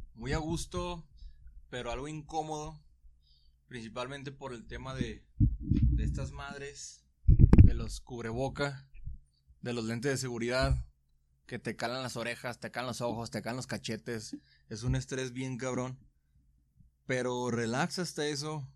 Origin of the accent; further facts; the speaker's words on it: Guadalajara, Jalisco, Mexico; soy de Guadalajara